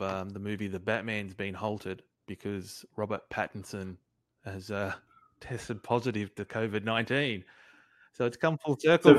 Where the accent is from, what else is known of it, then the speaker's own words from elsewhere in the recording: Australia; accent: Aussie; someone didn't believe I was from Australia